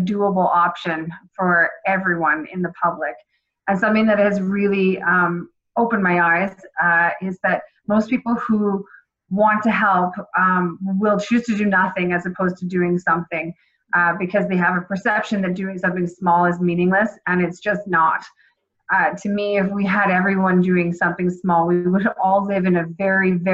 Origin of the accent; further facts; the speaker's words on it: Nova Scotia, Canada; moved away as an adult; also born or lived in Toronto; now in Calgary, Canada; I was raised in Nova Scotia